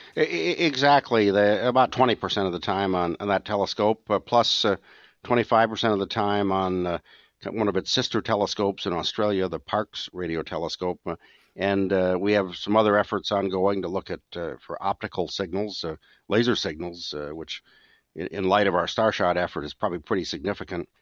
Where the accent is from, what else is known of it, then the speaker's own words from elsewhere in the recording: Michigan, United States; moved away; I grew up in Michigan